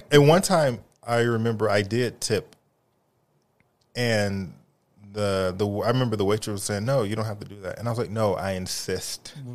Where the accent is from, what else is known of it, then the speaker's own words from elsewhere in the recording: United States; they kept referring to me as the American